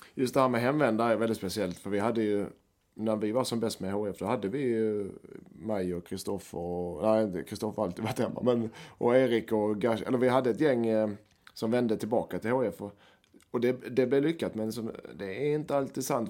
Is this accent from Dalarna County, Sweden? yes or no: no; Helsingborg, Skåne, Sweden; jag som helsingborgare